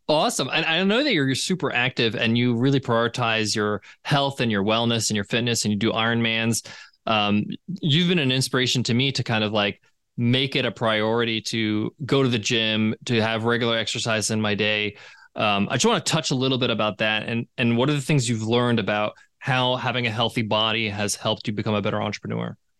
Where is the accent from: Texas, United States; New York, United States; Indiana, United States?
New York, United States; in the States, I grew up in New York